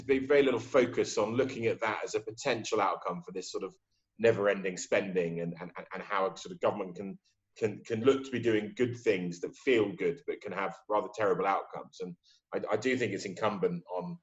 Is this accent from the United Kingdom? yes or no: yes; United Kingdom; I'm British